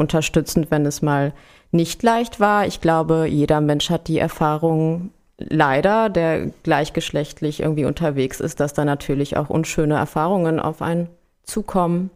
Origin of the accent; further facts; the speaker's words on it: Berlin, Germany; moved away as an adult; now in Frankfurt, Germany; ich bin in Berlin aufgewachsen